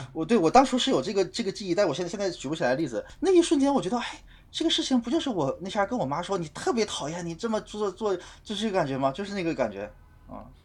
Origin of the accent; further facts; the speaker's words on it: China; 我们中国人